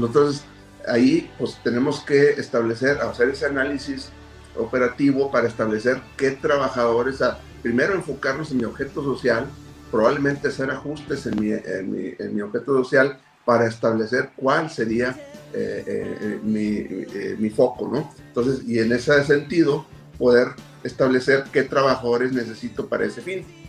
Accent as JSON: {"language": "Spanish", "country": "Mexico", "said": "como buenos mexicanos acostumbrábamos"}